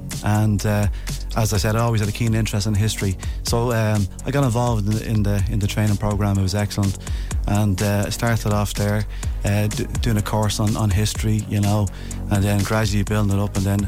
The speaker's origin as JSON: {"language": "English", "town": "Dublin", "region": "Leinster", "country": "Ireland", "tie": "born or raised there", "said": "I'm born and bred in Dublin. I'm a Dub. I suppose, as you say, blessed twice in my life. Once to be a Dub, the second to be a North Sider."}